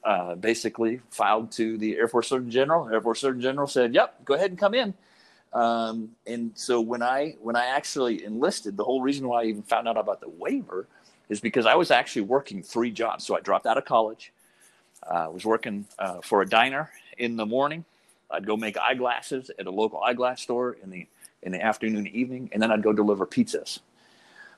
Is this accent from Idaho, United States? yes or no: yes; Coeur d'Alene, Idaho, United States; I was born in Coeur d'Alene, Idaho